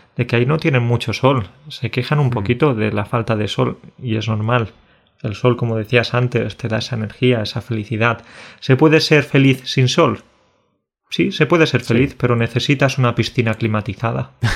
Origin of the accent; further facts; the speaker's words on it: Burunchel, Andalusia, Spain; La gente de mi pueblo, de Burunchel